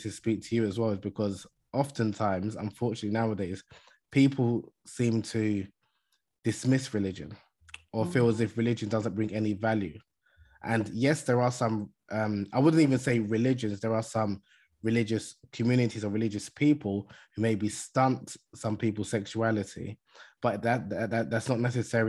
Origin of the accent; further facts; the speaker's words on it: Nigeria; I'm originally from Nigeria, as I mentioned in the beginning, mm-hmm. In West Africa.